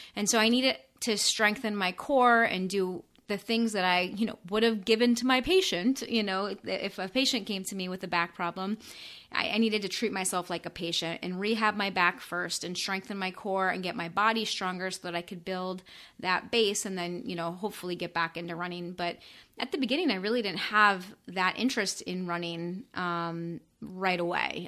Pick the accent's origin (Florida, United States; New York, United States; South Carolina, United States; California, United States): Florida, United States; moved away as an adult; also born or lived in northern Indiana; I'm from Florida